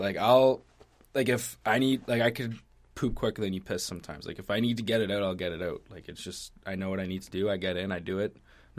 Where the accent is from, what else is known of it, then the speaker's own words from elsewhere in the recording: Canada; Because I'm fucking Canadian, man.